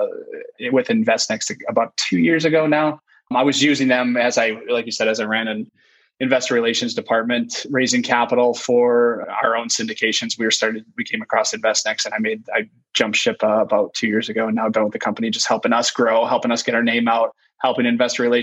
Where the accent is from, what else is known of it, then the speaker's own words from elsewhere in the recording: St. Clair County, Michigan, United States; I worked for a summer in my hometown, St. Clair County